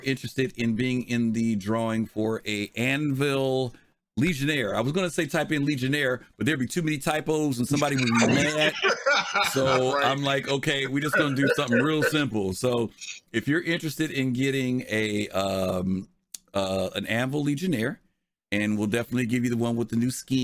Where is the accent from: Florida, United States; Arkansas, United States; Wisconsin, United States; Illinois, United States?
Illinois, United States; Chicago; I'm from Chicago